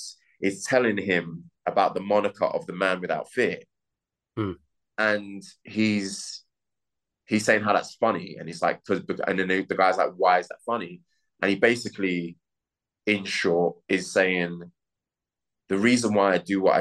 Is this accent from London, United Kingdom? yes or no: yes; London, United Kingdom; As a working class black man from an inner city, I'm from London